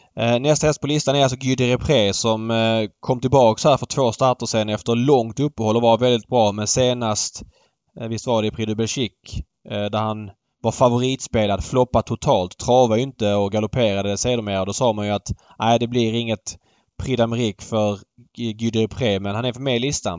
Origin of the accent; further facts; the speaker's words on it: Sweden; man som svensk